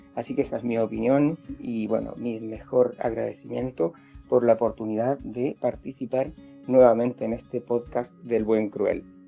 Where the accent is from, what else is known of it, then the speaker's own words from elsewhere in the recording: Chile; nací en Chile, soy español y soy chileno y vivo aquí en Chile